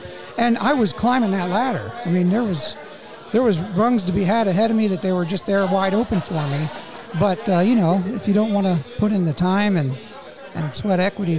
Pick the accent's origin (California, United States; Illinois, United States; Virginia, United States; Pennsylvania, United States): Pennsylvania, United States; Northumberland; moved away as an adult; also born or lived in Harrisburg, Pennsylvania / Baltimore, Maryland; I grew up in Northumberland, and I met my wife at Shikellamy, and she is in Sunbury.